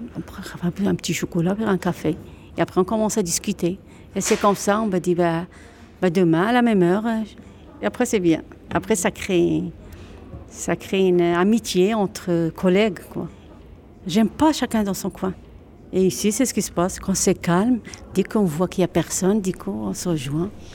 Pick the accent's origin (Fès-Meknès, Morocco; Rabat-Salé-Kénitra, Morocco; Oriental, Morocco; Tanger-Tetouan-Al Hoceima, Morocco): Oriental, Morocco; Oujda; now in Dunkirk, France; J'ai grandi au Maroc. C'était à Oujda